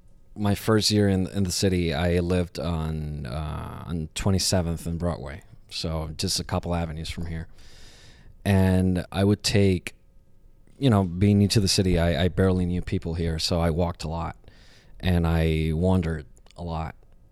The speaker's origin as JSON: {"language": "English", "country": "Puerto Rico", "tie": "born or raised there", "lives_now": "New York, United States"}